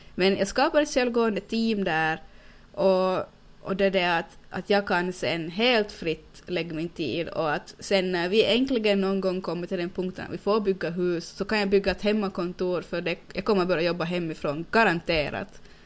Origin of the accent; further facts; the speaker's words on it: Finland; accent: Finland-Swedish; jag kan inte bli någonting här i Finland, att jag är född på fel ställe och speciellt eftersom jag är finlandssvensk